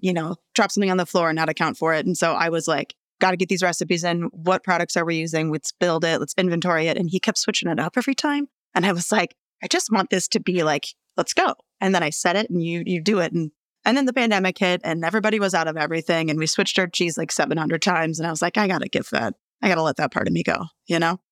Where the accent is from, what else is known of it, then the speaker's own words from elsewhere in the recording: Rosemount, Minnesota, United States; also born or lived in Melrose, Minnesota; I grew up in the suburbs in Rosemount.